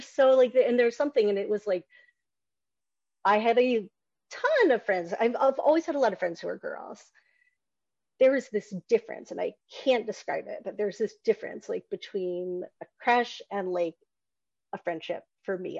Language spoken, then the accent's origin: English; Newt Gingrich's congressional district, the South, Georgia, United States; I grew up in the South. I grew up in Newt Gingrich's congressional district